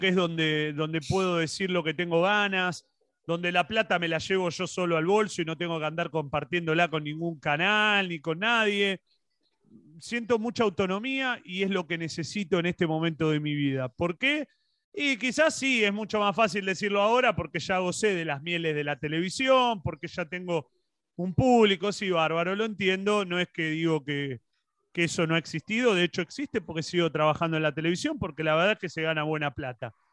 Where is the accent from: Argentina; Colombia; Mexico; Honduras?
Argentina; acá en Argentina